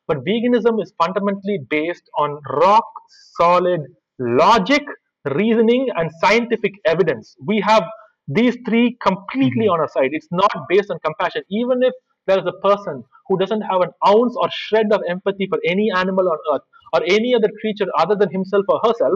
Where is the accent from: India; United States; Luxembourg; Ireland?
India; I'm an Indian